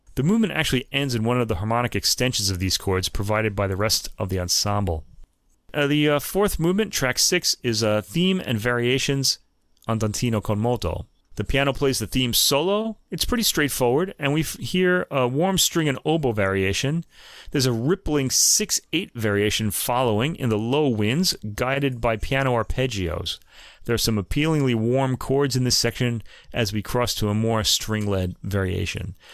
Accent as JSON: {"language": "English", "country": "United States", "said": "because I'm American"}